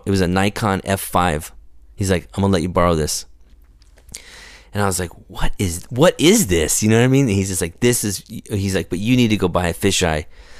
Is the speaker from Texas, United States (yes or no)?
no; Visalia, California, United States; I grew up in Visalia.